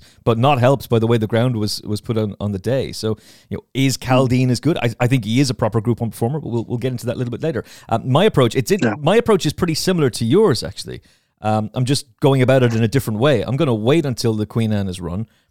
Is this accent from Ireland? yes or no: yes; Ireland; as an Irish person